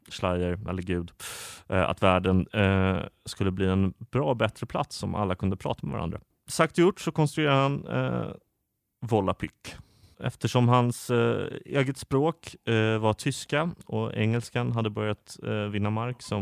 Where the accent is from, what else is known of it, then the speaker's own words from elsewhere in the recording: Skåne, Sweden; där jag växte upp i Skåne.